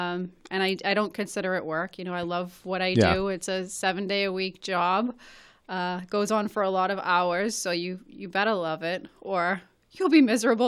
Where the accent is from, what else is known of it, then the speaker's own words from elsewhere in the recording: Malden, Massachusetts, United States; But since then, I grew up in Forestdale, and I bought two homes there, one I'm currently renovating